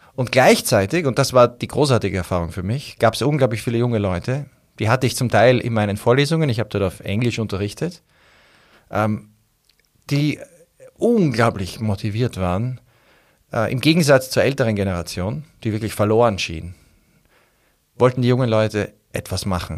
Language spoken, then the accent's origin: German; Austria; als Österreicher